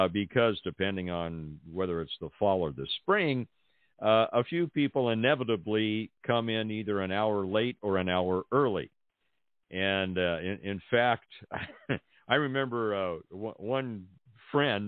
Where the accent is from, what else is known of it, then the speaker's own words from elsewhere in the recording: Pasadena, California, United States; also born or lived in Los Angeles; now in Central California, United States; Growing up in Los Angeles, was born and raised in Pasadena